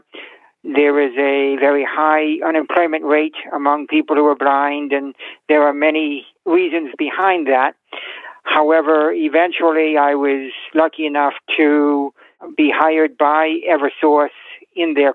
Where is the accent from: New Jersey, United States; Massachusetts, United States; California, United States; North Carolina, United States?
Massachusetts, United States; I am from Massachusetts